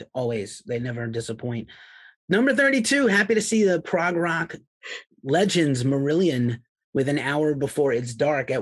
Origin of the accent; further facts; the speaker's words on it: New York City, New York, United States; moved away; also born or lived in New England / Boston area; my hometown, New York City